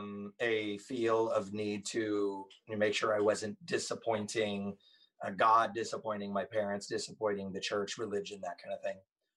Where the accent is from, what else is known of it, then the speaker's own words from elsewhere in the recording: Thailand; now in United States; what was the point of growing up in Thailand? I thought I would live there the rest of my life.